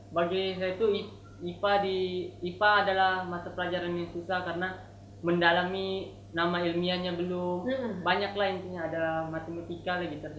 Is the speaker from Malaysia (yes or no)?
yes; Malaysia; born there; jadi saya tuh lahirnya di Malaysia, Malaysia.